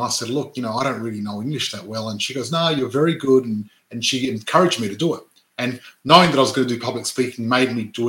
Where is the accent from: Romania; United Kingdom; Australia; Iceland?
Australia; Adelaide, South Australia; I was born and grew up in Adelaide, born and raised in Adelaide, in the western suburbs